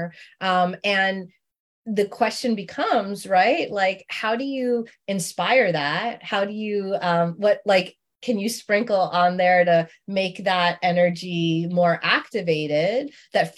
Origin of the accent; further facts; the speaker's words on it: New York City, New York, United States; I grew up in Queens